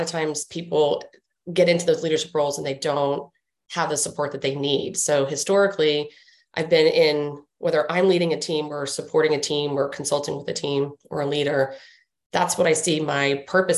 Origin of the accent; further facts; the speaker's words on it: Washington, District of Columbia, United States; growing up in Washington, D.C.